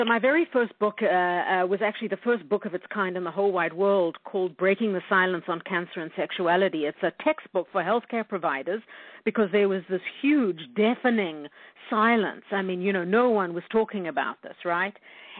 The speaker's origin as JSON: {"language": "English", "country": "South Africa", "moved": "yes", "lives_now": "Winnipeg, California, United States", "said": "No, I'm actually from South Africa, and we immigrated to Canada in 1985. So we are Canadian by choice, and Winnipeg is Canada's best kept secret."}